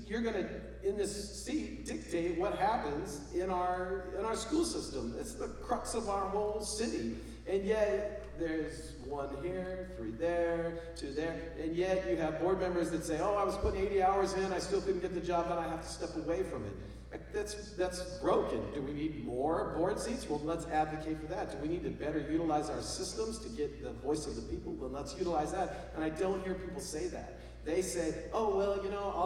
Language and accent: English; Texas, United States; now in Portland, United States; I'm from Texas